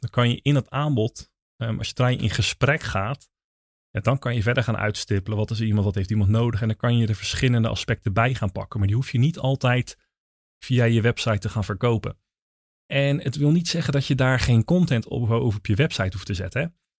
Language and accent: Dutch; Netherlands; wij zijn Nederlanders